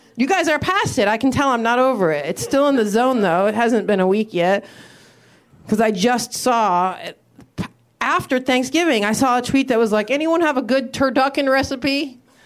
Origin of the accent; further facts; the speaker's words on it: Midwest, United States; I'm from the Midwest